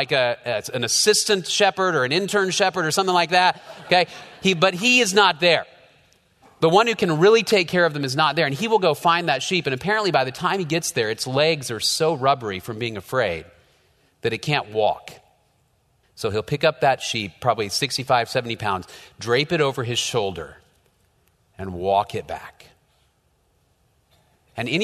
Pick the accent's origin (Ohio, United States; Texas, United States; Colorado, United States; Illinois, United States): Texas, United States; Dallas; I grew up in North Dallas, so we didn't have a whole lot of sheep around